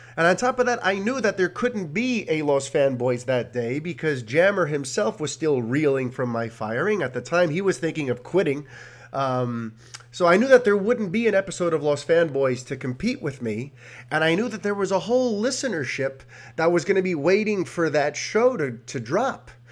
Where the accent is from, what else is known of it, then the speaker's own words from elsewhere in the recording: New York City, New York, United States; I'm a Hispanic born and raised in New York City